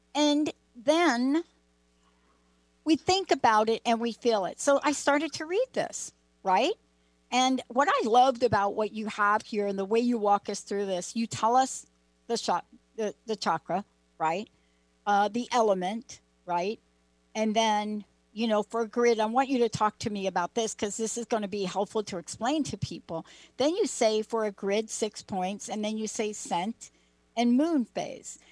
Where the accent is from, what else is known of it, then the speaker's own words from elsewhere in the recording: New York, United States; I'm from New York